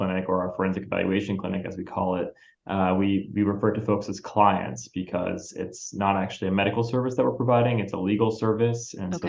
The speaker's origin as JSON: {"language": "English", "region": "Massachusetts", "country": "United States", "tie": "born or raised there", "said": "I grew up in Massachusetts"}